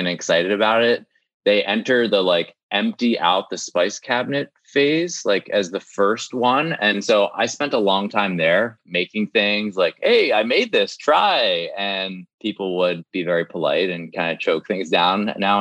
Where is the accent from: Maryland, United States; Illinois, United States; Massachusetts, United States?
Maryland, United States; I'm from Maryland. So there are some like food rituals there, like blue crabs